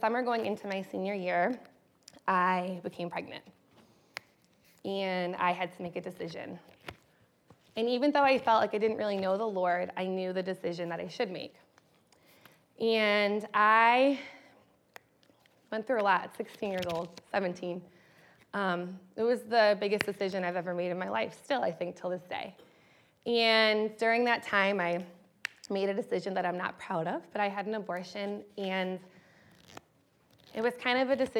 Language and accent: English; Western Massachusetts, United States; as a child, I grew up in Western Massachusetts, which is about an hour and a half from Boston